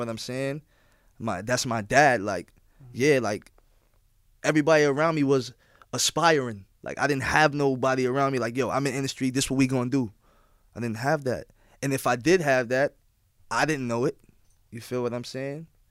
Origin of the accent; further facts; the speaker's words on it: New York City, New York, United States; everyone knows I'm from Queens. Everyone knows I'm from New York